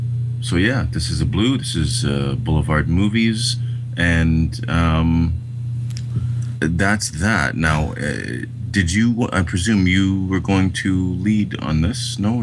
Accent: Canada; As a Canadian, I can't help but be proud when one of our films is recognized by the Academy.

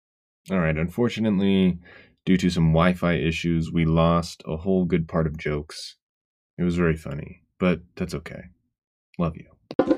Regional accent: Murray, Utah, United States; Yeah, well, so it's called Mill Creek now, but it's basically Murray.

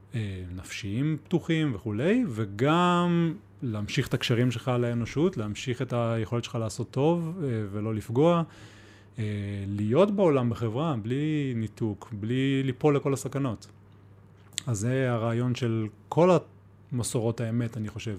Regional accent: Ramat HaSharon, Central District, Israel; moved away as an adult; also born or lived in Beersheba; now in Mitzpe Ramon, Israel; מרמת השרון, מהמרכז

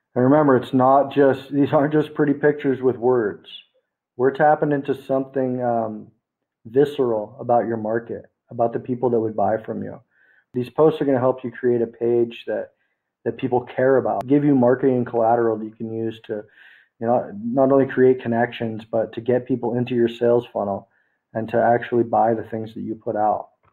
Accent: United States; now in Philippines; I actually live in the Philippines right now. I'm American

